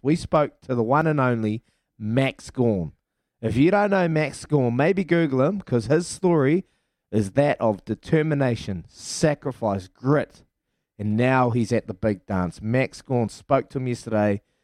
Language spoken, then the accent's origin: English; Hawke's Bay, New Zealand; my hometown, Hawke's Bay